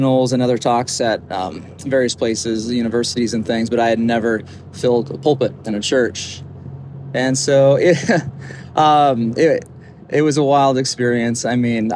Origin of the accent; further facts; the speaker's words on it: Longmont, Colorado, United States; moved away as an adult; now in Livermore, United States; So I'm from Colorado originally, born and raised. A town called Longmont, lived most of my life there